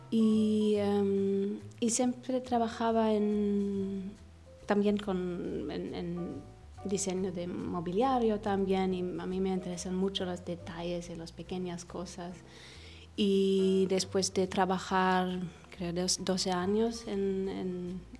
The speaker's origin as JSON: {"language": "Spanish", "country": "Egypt", "tie": "born or raised there", "also_born_or_lived": "Los Angeles, United States", "said": "pero yo crecí en Egipto, viví"}